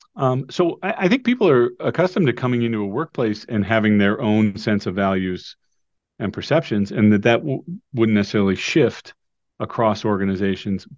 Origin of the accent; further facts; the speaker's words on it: Cleveland, Ohio, United States; moved away as an adult; also born or lived in Rochester, New York; my hometown of Cleveland, Ohio